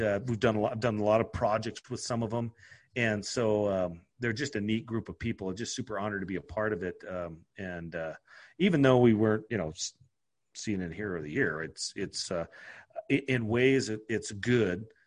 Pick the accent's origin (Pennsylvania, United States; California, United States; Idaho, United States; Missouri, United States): Idaho, United States; I'm from Idaho